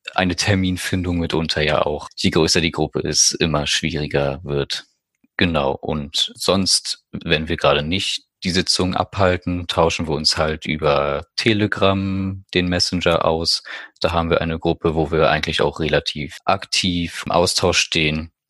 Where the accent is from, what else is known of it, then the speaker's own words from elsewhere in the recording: Greifswald, Mecklenburg-Vorpommern, Germany; 18 Jahre alt, komme aus Greifswald und bin Mitglied im ersten Kinder- und Jugendbeirat hier bei uns in der Stadt